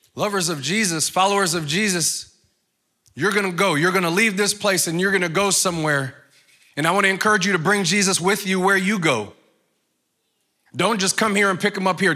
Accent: New York, United States; moved away; I'm from New York. So where I come from, we don't talk like

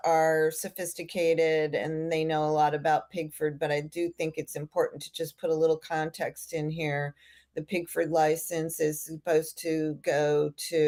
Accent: Florida, United States; I grew up in Florida, and hemp was a crop here in Florida also

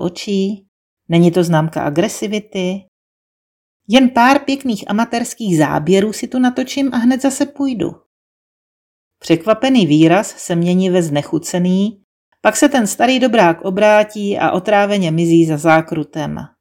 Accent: Brno, South Moravian Region, Czechia; first language Czech; Z Brna.

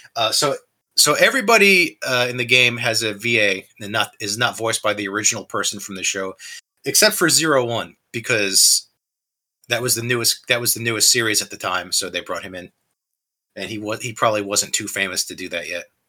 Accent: New Jersey, United States; I was raised in New Jersey where I was Christian

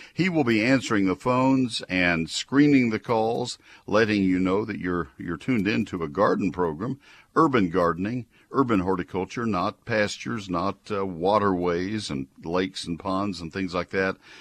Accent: College Station, Texas, United States; moved away as an adult; also born or lived in northern Ohio; I was growing up in College Station and running a nursery in high school

